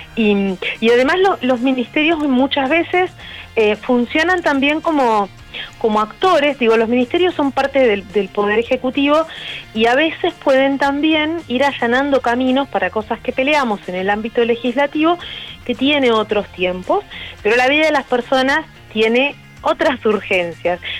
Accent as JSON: {"language": "Spanish", "town": "Rosario", "region": "Santa Fe", "country": "Argentina", "moved": "as an adult", "lives_now": "Buenos Aires, Argentina", "said": "yo soy de Rosario y me vine a Buenos Aires a hacer la carrera de biología en exactas"}